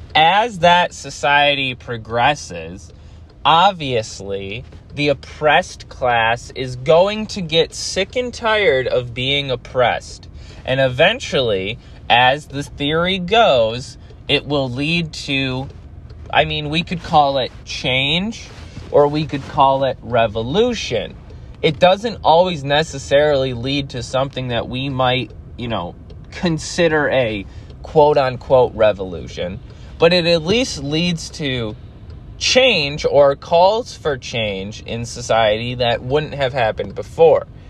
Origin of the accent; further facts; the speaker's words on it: United States; I grew up in America